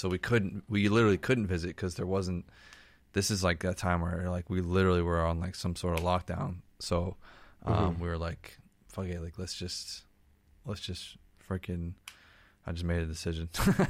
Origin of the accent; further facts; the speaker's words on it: Boston, Massachusetts, United States; because I grew up in Boston, it's just like you can just understand it a lot more.